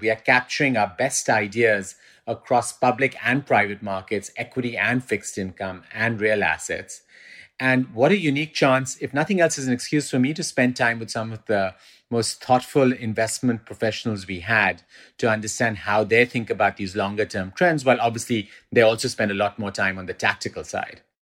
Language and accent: English; Pakistan; also born or lived in England; now in New York, United States; I spent about forty percent of my life growing up in Pakistan, then spent the next twenty percent in the U K, in England, and then I've been in New York since about